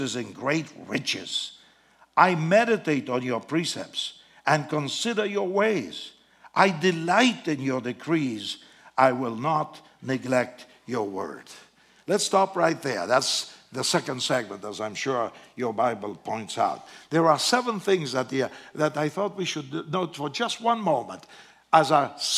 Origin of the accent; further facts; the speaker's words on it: Argentina; English is a second language; moved away as an adult; now in United States; I'm from Argentina.